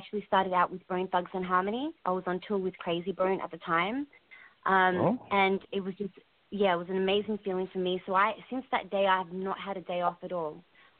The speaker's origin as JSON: {"language": "English", "country": "Australia", "moved": "yes", "lives_now": "United States", "said": "I'm originally from Australia, but I'm currently in America right now."}